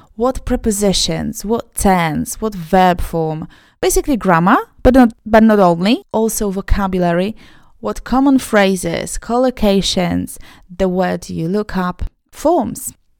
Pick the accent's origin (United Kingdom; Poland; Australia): Poland; first language Polish; English is a second language; I'm Polish. I'm born and raised in a Polish speaking family, a Polish speaking country. It's my mother tongue